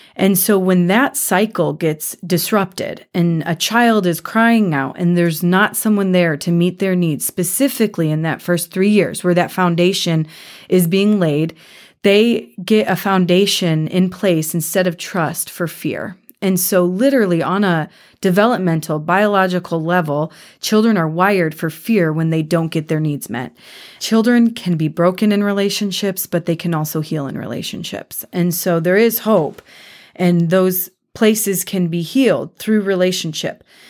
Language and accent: English; Cleveland, Ohio, United States; moved away as an adult; now in Kansas City, United States; I'm from Cleveland, Ohio